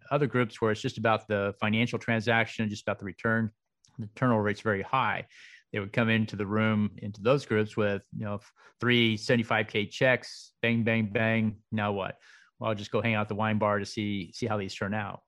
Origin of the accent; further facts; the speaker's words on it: Dallas, Texas, United States; also born or lived in Waco; now in Austin, United States; I was raised in Dallas